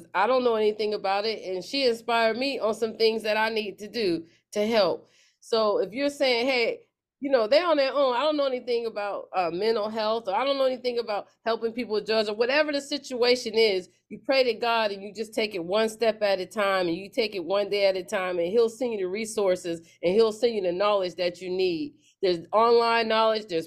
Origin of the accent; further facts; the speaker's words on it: Pennsylvania, United States; moved away; I'm in Pennsylvania, my hometown